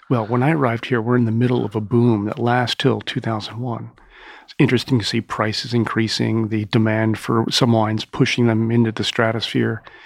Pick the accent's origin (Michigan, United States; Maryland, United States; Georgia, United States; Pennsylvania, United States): Maryland, United States; Owings Mills; now in New York, United States; I grew up in Maryland in, uh, in Owings Mills, home of the Ravens training camp